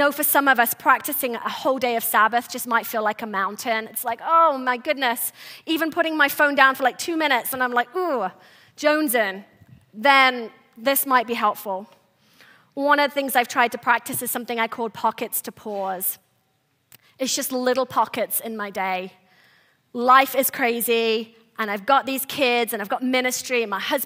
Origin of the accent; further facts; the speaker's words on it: England, United Kingdom; moved away; I was born and raised in England